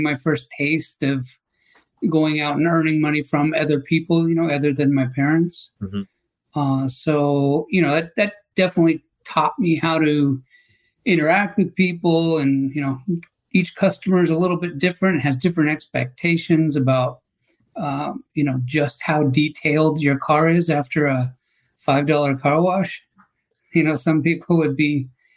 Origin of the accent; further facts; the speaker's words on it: Southern California, United States; also born or lived in Iowa; I'm, you know, essentially a Southern California kid and have been raised in the Southern California area, a few different towns